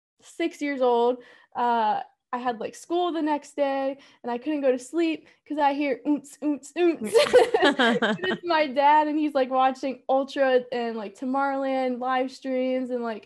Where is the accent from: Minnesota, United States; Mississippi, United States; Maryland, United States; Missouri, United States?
Maryland, United States; I'm from Maryland.